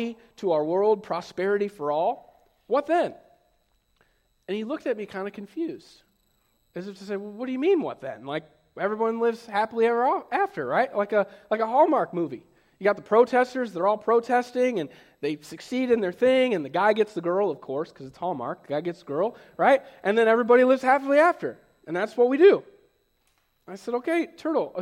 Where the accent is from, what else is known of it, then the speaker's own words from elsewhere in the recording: United States; moved away as an adult; also born or lived in Cleveland, Ohio; now in Henry County, United States; I grew up in Fulton County